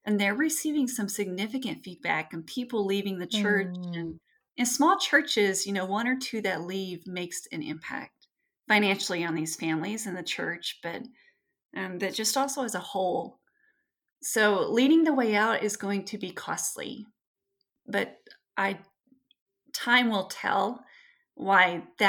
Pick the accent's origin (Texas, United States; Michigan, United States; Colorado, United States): Texas, United States; I grew up with family in West Texas and the Lubbock and Amarillo and Midland and hospitals in the Panhandle are just full.